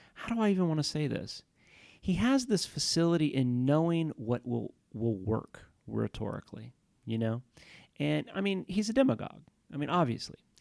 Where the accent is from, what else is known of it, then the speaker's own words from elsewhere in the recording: Houston, Texas, United States; I grew up in Houston, Texas